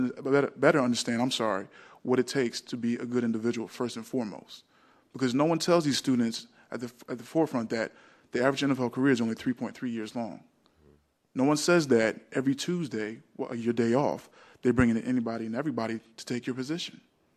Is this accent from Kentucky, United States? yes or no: no; New Jersey, United States; we had an individual when I was growing up in South Jersey in track where a kid was just phenomenal at the shot put